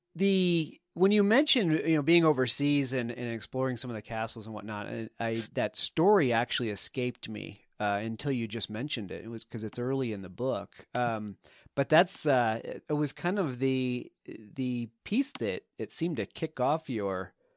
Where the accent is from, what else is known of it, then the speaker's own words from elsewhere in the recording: East Coast, United States; you and i both grew up on the the east coast